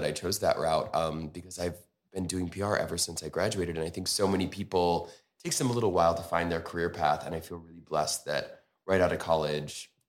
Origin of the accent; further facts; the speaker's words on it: Scottsdale, Arizona, United States; moved away as an adult; also born or lived in Chicago, Illinois / Switzerland / New York; I grew up in Chicago till I was 11, you know, big Italian Chicago family. Moved to Arizona because my dad owned a travel agency